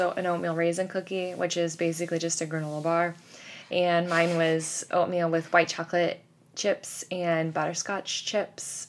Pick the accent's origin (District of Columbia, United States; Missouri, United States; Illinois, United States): Missouri, United States; Kansas City; now in New York, United States; we're both from Kansas City